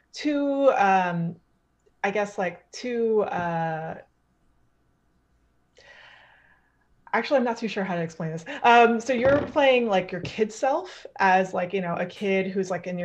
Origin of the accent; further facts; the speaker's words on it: Canada; I'm Canadian